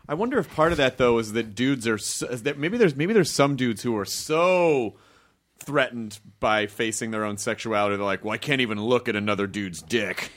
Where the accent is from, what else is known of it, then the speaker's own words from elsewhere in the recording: the South, United States; growing up in the South